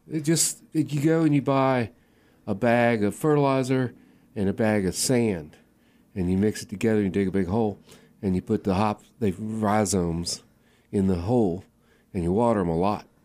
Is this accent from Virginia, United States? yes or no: yes; Waynesboro, Virginia, United States; I grew up in Waynesboro, Virginia